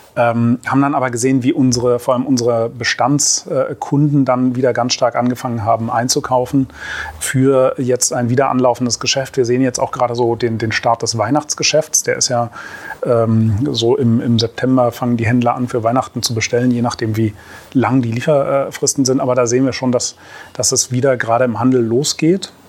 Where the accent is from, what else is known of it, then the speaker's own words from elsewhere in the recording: Berlin, Germany; Ich bin zwar äh, gebürtiger Berliner